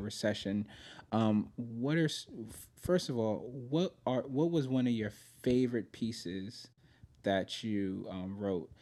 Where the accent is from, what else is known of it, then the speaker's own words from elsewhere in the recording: New York, United States; moved away as an adult; I'm originally from New York